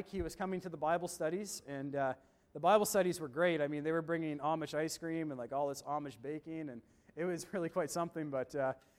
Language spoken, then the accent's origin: English; Woodstock, New Brunswick, Canada; also born or lived in Doaktown, New Brunswick; I grew up in Woodstock, New Brunswick, and then I live in Doaketown now